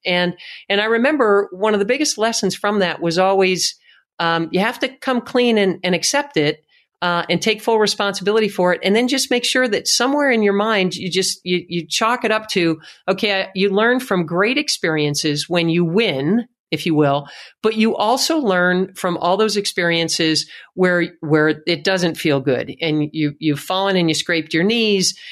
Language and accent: English; Tamaqua, Pennsylvania, United States; I grew up in Tamaqua, Pennsylvania